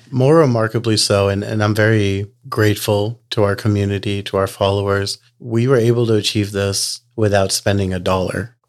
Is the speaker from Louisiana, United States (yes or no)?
yes; New Orleans, Louisiana, United States; now in Texas, United States; I pretty much have been in Texas for uh, about last 20 years, but I was born and raised in New Orleans.